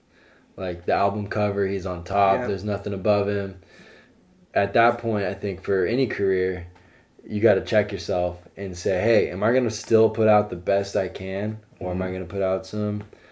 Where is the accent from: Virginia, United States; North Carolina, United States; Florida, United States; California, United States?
California, United States; Monterey; moved away; I'm from Monterey